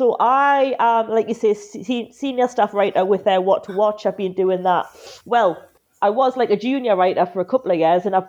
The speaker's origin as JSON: {"language": "English", "town": "Newcastle upon Tyne", "region": "North East England", "country": "United Kingdom", "accent": "Geordie", "moved": "as an adult", "lives_now": "London, United Kingdom", "said": "I live in London now, but obviously I'm from Newcastle, if you couldn't tell. And yeah, it's after I've been down here since, 2013, and the accent hasn't gone yet. Still here. I feel like I'm a Geordie at heart, even if I'm not in Newcastle right now."}